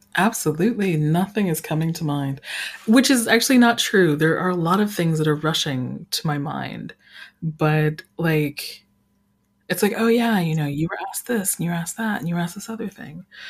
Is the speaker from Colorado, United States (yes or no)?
yes; Colorado Springs, Colorado, United States; I grew up in Colorado Springs, Colorado